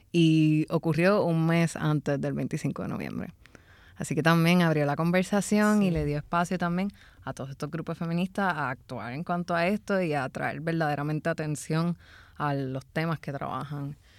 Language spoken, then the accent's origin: Spanish; San Juan, Puerto Rico; yo viví en Santurce por mucho tiempo y me crié en Santurce